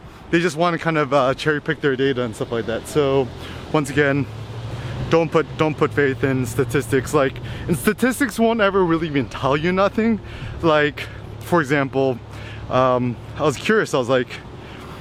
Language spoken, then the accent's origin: English; Bay Area, California, United States; growing up in the Bay Area